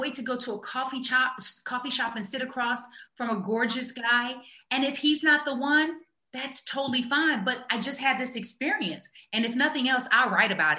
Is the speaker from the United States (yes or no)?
yes; Omaha, Nebraska, United States; moved away; I'm a girl from Omaha, Nebraska